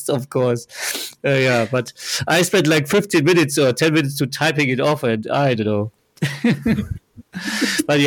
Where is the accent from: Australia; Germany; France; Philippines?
Germany; English is a second language; I'm German